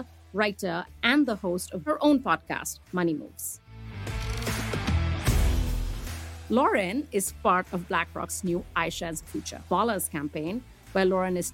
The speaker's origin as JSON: {"language": "English", "country": "India", "tie": "born or raised there", "moved": "yes", "lives_now": "United States", "said": "I am an immigrant in this country. I grew up in India"}